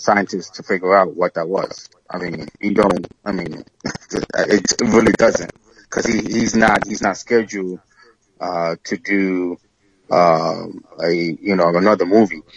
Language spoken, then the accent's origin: English; New York, United States; I'm from New York